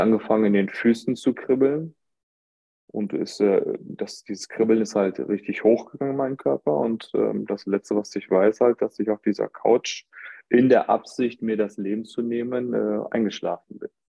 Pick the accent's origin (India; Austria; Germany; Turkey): Germany; ich bin in Deutschland geboren und ähm, gewisse Zeit habe ich aber mit meinen Großeltern ähm, verbracht äh, in meiner Kindheit.